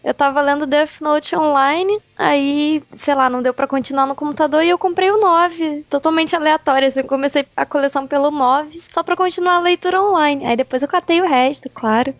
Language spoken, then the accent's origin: Portuguese; Rio de Janeiro, Brazil; Eu sou do Rio